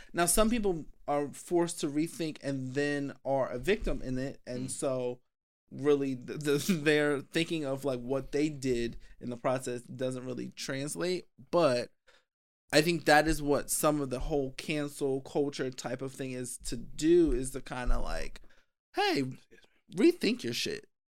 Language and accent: English; Philadelphia, Pennsylvania, United States; I'm from Philly